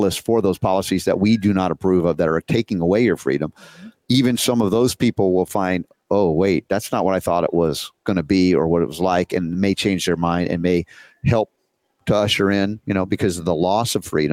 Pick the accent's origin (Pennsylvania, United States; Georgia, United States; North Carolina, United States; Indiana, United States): Georgia, United States; accent: Southern; also born or lived in New York City; I grew up 30 years in Georgia